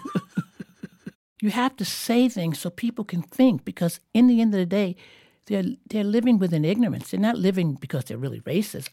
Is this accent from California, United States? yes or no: no; New York, United States; I'm born and raised in New York